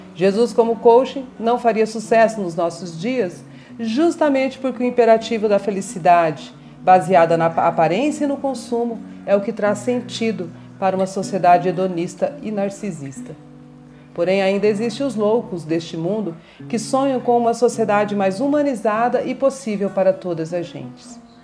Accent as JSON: {"language": "Portuguese", "region": "Mato Grosso do Sul", "country": "Brazil", "tie": "born or raised there", "also_born_or_lived": "São Paulo / Dourados"}